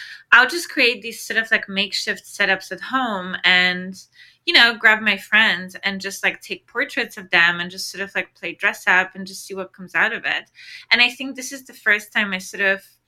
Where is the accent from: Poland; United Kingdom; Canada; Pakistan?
Poland; my hometown in Poland